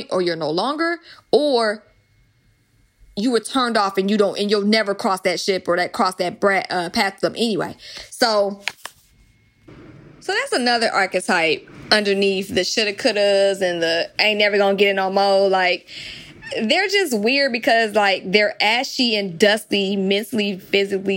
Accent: the South, United States; I was raised in the South

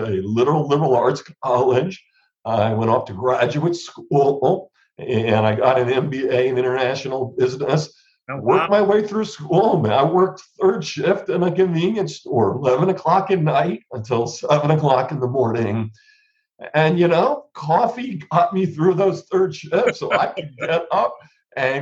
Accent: New Jersey, United States; I grew up in New Jersey

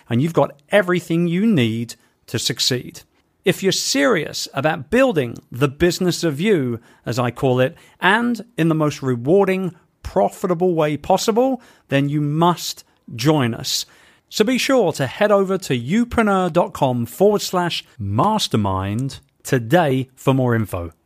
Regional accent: United Kingdom; We are British

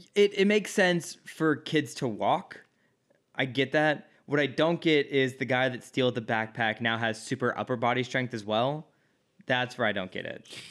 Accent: Midwest, United States; now in Los Angeles, United States; I'm from the Midwest.

